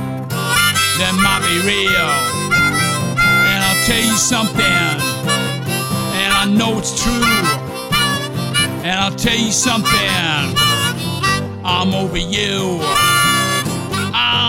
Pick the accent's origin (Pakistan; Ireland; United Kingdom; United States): United Kingdom; Newcastle upon Tyne, North East England; Being a Geordie